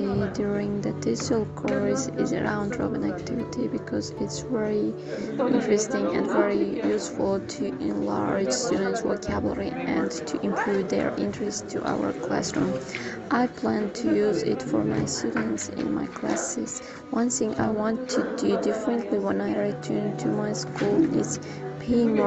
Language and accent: English; Jizzakh, Jizzakh Region, Uzbekistan; English is a second language; I'm from Zizek.